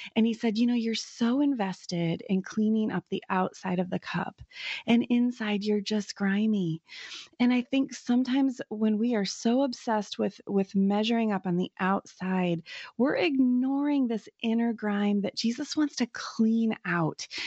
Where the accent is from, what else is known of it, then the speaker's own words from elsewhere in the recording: United States; as an American, you know, woman